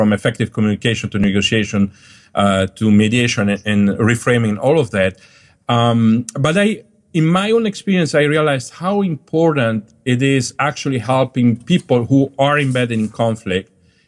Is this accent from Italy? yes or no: yes; Dolomites, Italy; also born or lived in Germany / Switzerland / Colombia; now in United States; So Sicily is very different from my hometown in Dolomites, in the Alps, right?